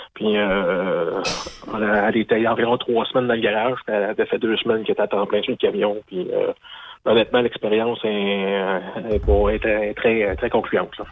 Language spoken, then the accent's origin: French; Lorrainville, Quebec, Canada; je suis de Lorainville